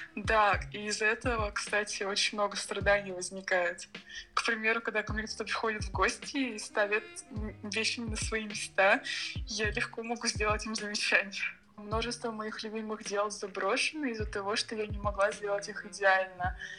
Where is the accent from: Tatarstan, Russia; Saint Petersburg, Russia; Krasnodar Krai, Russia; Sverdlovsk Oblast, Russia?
Krasnodar Krai, Russia; Sochi; also born or lived in Moscow; Живу я в городе Сочи. Точнее, я здесь родилась и недавно вернулась после двух лет в Москве